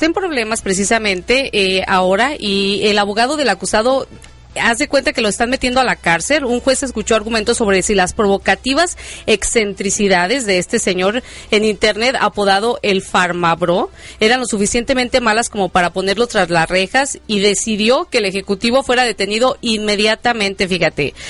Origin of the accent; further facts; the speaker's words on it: Mexico; now in Chicago, United States; estamos fuera de nuestro país, pero sin embargo, que no se pierda la tradición como buenos mexicanos que somos